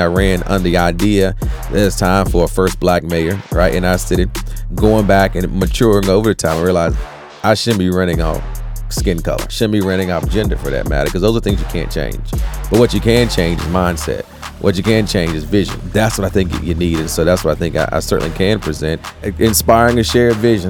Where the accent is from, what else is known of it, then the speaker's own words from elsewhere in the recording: Rocky Mount, North Carolina, United States; also born or lived in Tarboro, North Carolina; that's actually where I was physically born at, but I'm always been a Rocky Mountain kid